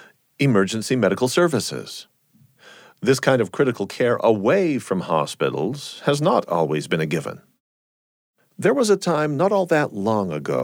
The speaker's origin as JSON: {"language": "English", "town": "San Diego", "region": "California", "country": "United States", "tie": "born or raised there", "said": "Well, I myself was just a four-year-old Navy brat growing up in San Diego, California."}